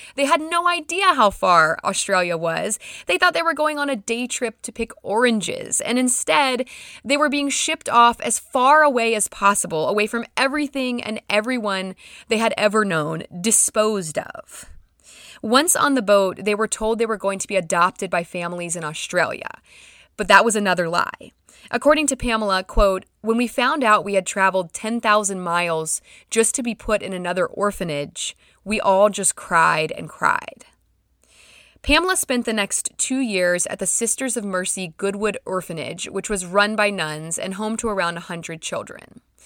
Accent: United States; I'm just a stupid American

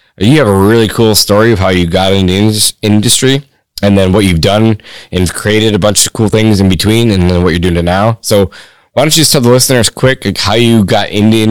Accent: Michigan, United States; in my home state

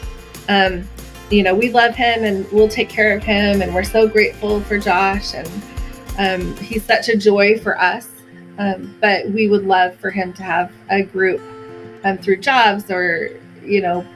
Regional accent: Oregon, United States; I grew up in Oregon. I love Oregon

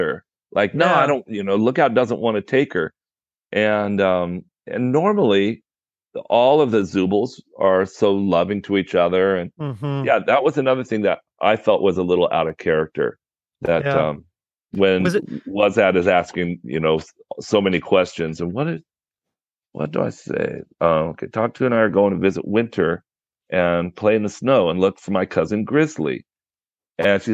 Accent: Southern California, United States; I grew up in Southern California, but you know, not too far from Los Angeles

